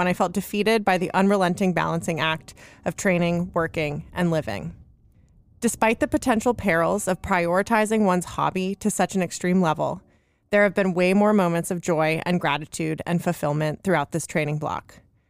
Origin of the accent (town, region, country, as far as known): Carmel, California, United States; born or raised there; also born or lived in Los Angeles, United States / San Francisco, United States